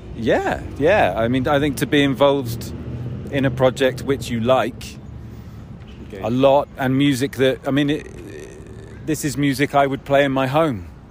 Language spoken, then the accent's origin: English; United Kingdom; I am British